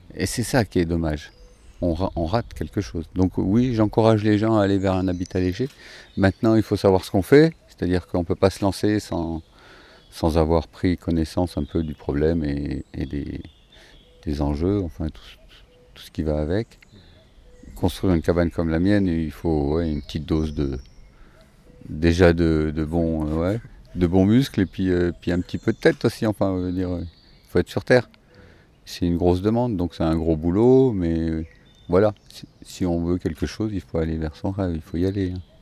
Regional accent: France; moved away as an adult; j'avais besoin de revenir dans ma terre natale déjà, trouver ma famille

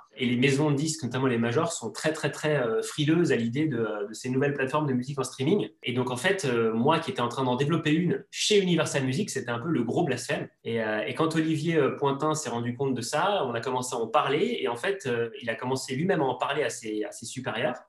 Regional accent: Savoie, Auvergne-Rhône-Alpes, France; de ma région natale, qui est la, la Savoie

